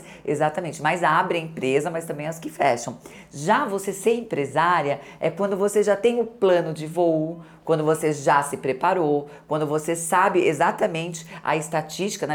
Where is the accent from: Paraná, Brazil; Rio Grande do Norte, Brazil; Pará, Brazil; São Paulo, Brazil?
São Paulo, Brazil; Santo André; eu sou de Santo André, adoro minhas amigas de Santo André, trabalhando aos 11 anos de idade